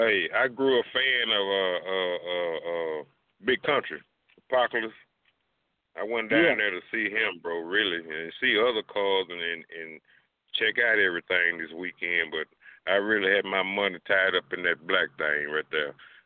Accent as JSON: {"language": "English", "town": "Dallas", "region": "Texas", "country": "United States", "said": "I'm from Texas, bro. I'm Dallas, you understand me?"}